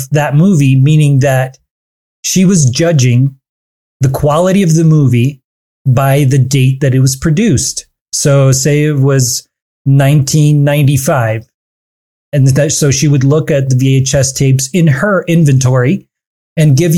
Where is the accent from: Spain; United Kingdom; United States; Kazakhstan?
Kazakhstan; Almaty; moved away; growing up back in my hometown of Almaty in the country Kazakhstan